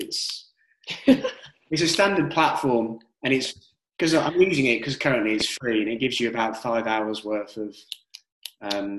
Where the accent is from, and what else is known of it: United Kingdom